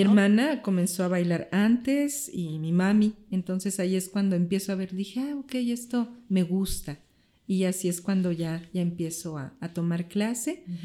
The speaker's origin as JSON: {"language": "Spanish", "country": "Mexico", "said": "soy mexicana"}